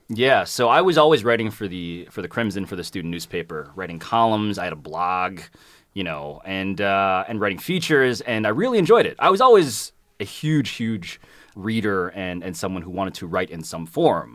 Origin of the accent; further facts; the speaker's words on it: New York City, New York, United States; I'm from Manhattan. Born and raised